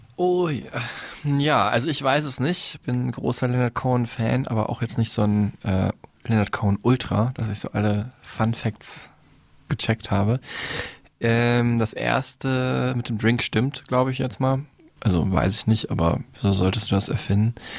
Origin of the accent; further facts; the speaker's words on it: Dortmund, North Rhine-Westphalia, Germany; in Dortmund, meine Heimatstadt